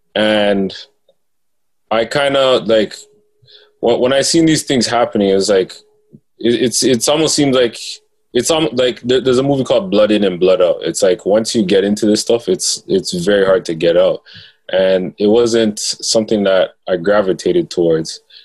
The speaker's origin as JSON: {"language": "English", "town": "Toronto", "region": "Ontario", "country": "Canada", "tie": "born or raised there", "also_born_or_lived": "Rexdale, Toronto", "said": "I grew up in uh, Jane and Finch, mm-hmm. and um, I later moved to Rexdale"}